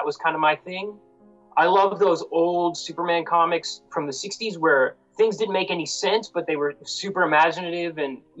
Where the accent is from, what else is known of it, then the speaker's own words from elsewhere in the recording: Canada; also born or lived in India; I'm an Indian-born Canadian.